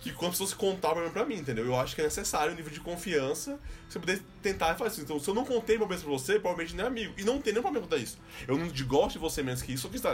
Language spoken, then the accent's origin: Portuguese; Recife, Pernambuco, Brazil; moved away; eu sou do Recife